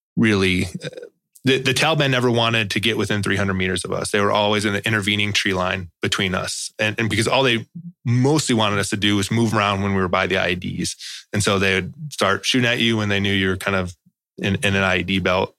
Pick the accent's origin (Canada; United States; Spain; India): United States; Chicago, Illinois; I'm from Chicago